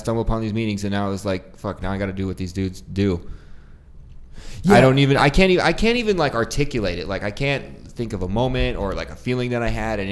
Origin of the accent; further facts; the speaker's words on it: Prescott, Arizona, United States; also born or lived in Syracuse, New York, United States; now in Phoenix, United States; I grew up in Prescott